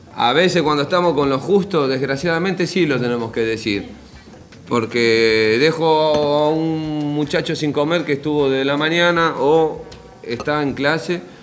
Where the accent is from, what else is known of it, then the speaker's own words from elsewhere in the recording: Buenos Aires, Argentina; por lo menos en mi barrio, yo soy de Soldati